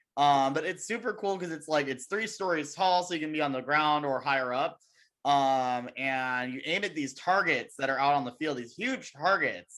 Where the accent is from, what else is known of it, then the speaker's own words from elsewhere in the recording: Las Vegas, Nevada, United States; moved away; I'm from Vegas